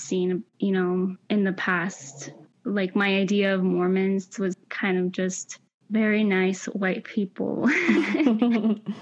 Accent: Central Valley, California, United States; born or raised there; first language Spanish; English is a second language; also born or lived in Mexico

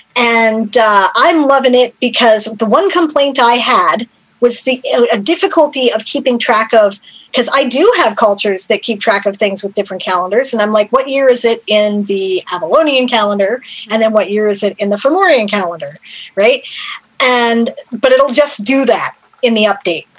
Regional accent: Canada; I'm Canadian.

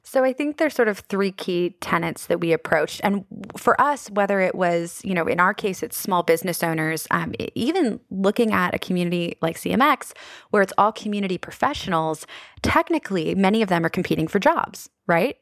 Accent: Annapolis, Maryland, United States; my hometown of Annapolis

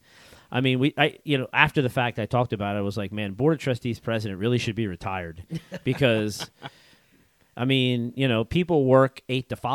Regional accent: Central Pennsylvania, United States; I was born and raised here in Central PA

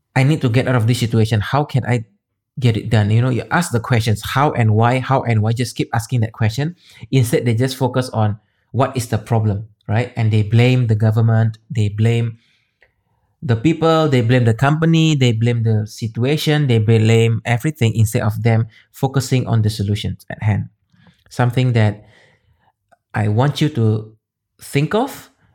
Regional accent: Medan, North Sumatra, Indonesia; moved away as an adult; also born or lived in Singapore; I'm from Medan, Indonesia

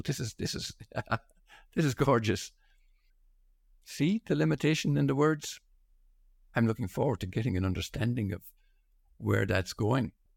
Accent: Ireland; being born and raised in Holy Catholic Ireland

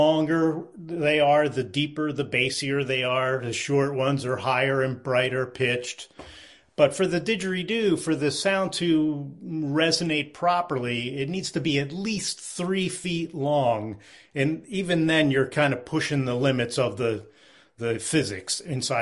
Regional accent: Philadelphia, Pennsylvania, United States; now in Vermont, United States; I grew up in the Philadelphia area

